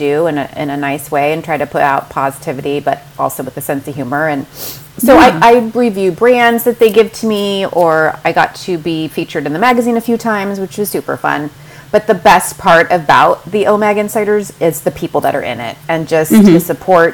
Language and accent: English; Huntington Beach, California, United States; also born or lived in Mission Viejo / Dallas; I'm a Southern California native, and I grew up in Huntington Beach